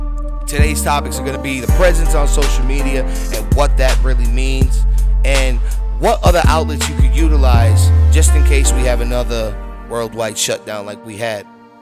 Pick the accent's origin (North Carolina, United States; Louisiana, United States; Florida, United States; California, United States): Florida, United States; Tampa; also born or lived in New York City; I got to give a shout out to my hometown right now, Tampa. Ayo, Tampa, what up? I got to go ahead and shout out my hometown, my birth city, New York City.